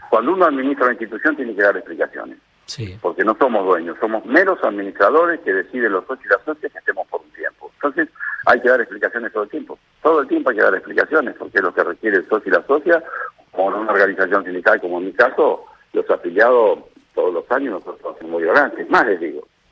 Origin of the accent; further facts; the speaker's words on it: Lomas de Zamora, Buenos Aires Province, Argentina; yo soy nacido y criado en Loma de nací en el Hospital Público Gandulfo